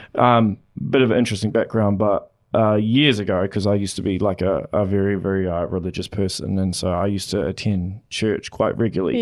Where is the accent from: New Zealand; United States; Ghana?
New Zealand; Auckland; moved away as an adult; now in Hamilton, New Zealand; I'm originally from Auckland